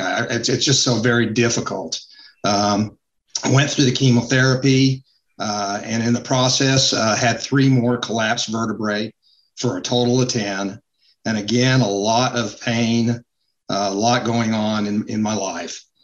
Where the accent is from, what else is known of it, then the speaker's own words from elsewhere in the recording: Utah, United States; moved away as an adult; now in North Carolina, United States; Was born and raised in Utah. Uh, came out to North Carolina uh, to go to school